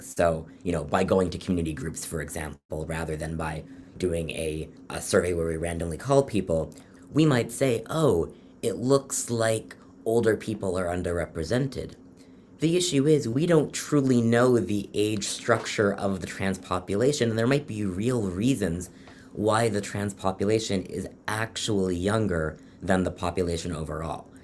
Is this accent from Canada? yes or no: yes; Toronto, Ontario, Canada; moved away as an adult; also born or lived in London, Ontario; now in Philadelphia, United States; I'm from Toronto originally